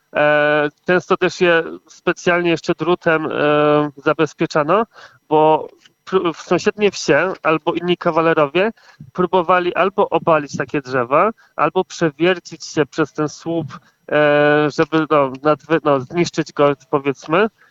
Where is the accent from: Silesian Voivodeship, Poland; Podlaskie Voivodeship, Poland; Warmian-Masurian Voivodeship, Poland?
Silesian Voivodeship, Poland; also born or lived in Gliwice; u nas na Śląsku